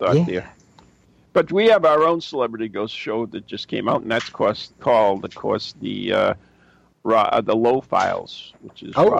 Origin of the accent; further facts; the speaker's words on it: United States; In my hometown, Draket, we have a monument to General Pulaski